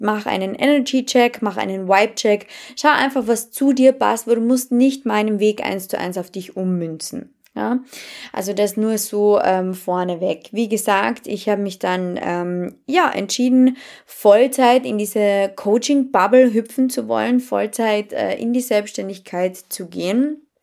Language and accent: German; Carinthia, Austria; accent: Carinthian; Und dann habe ich wirklich begonnen, tiefstes Kärntnerisch zu sprechen